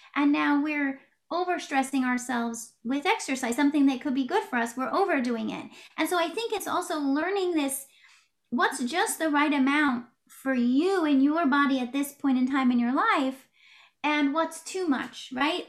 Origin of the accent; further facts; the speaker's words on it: West Coast of the United States, United States; moved away as an adult; also born or lived in Oregon / Washington / California / New York tri-state area; I grew up on the West Coast of the United States, Oregon, Washington, California.